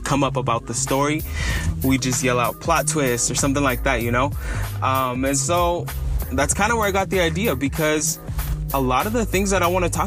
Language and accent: English; San Francisco Bay Area, California, United States; also born or lived in Los Angeles County, California; I'm from the San Francisco Bay Area, just north of San Francisco